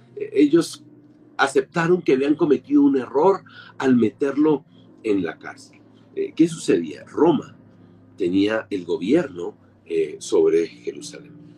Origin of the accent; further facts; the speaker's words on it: Colombia; soy ciudadano colombiano